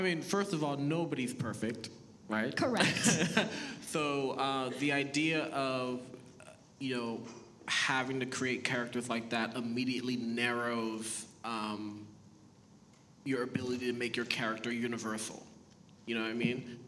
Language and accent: English; Boston, Massachusetts, United States; first language Haitian Creole; English is a second language; also born or lived in Haiti; I was born in Haiti, um, moved to the States when I was four. We moved to Boston, Massachusetts